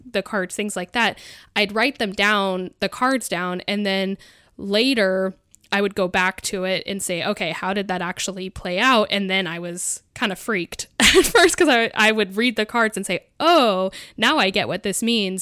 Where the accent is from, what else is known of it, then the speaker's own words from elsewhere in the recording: Mount Hood, Oregon, United States; I grew up on Mount Hood